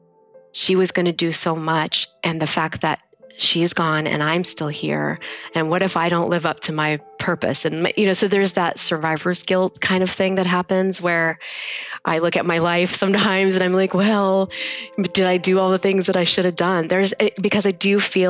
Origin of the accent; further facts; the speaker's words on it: Kansas, United States; moved away as an adult; also born or lived in Orange County / Bay Area / Washington, District of Columbia, United States; now in San Jose, United States; I'm from Kansas.